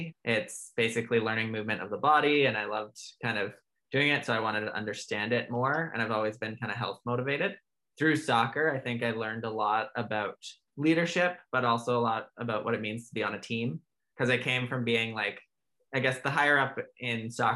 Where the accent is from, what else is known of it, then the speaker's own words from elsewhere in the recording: Alberta, Canada; moved away as an adult; also born or lived in Ontario; now in Vancouver, Canada; I was born and raised in Alberta